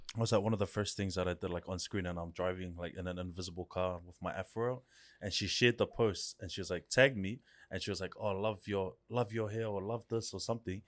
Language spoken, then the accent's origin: English; Auckland, New Zealand; I grew up in Central for, I think, maybe the first eight years of my life